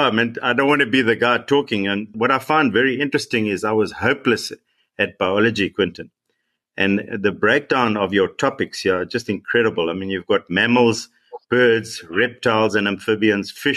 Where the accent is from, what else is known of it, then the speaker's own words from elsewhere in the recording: Eastern Cape, South Africa; I come from the Eastern Cape